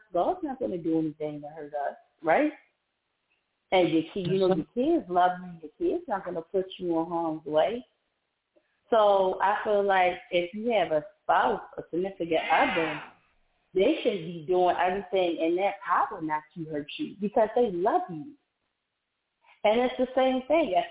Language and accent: English; Maryland, United States; moved away as an adult; also born or lived in Georgia; right now I'm in Maryland. So I moved back to my hometown, but I live in the outskirts of Maryland.